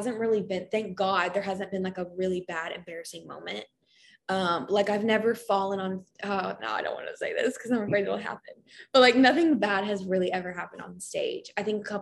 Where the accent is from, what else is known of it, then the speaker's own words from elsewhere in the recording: Kentucky, United States; I'm from Kentucky, so I love the University of Kentucky, UK